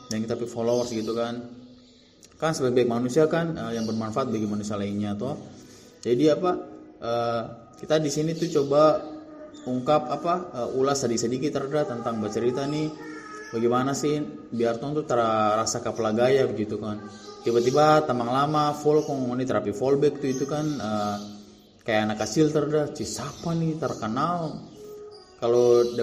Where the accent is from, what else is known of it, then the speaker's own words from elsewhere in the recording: Ternate, North Maluku, Indonesia; kita tuh besar di Ternate terhadap tuh jadi kayak Ternate tuh kayak tapi rumah lagi dalam arti meh Tong tinggal di situ sudah sudah kayak tompi tanah kelahiran Ternate memang kita lahir di situ